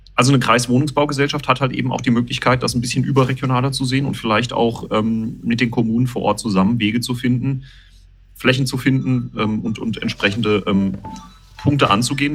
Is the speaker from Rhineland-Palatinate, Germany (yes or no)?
yes; Winterbach, Rhineland-Palatinate, Germany; meine Heimatgemeinde Winterbach